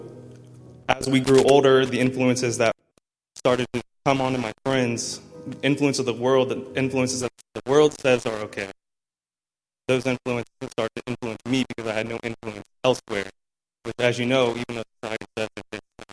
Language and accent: English; Columbus, Ohio, United States; I was born in Columbus, Ohio. I was raised in the church